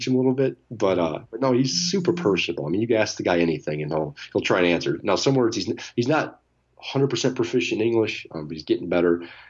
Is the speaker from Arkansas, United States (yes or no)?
no; Detroit, Michigan, United States; We're from Detroit, so I think you know, as a Detroiter, you feel this attachment to him just because of the city.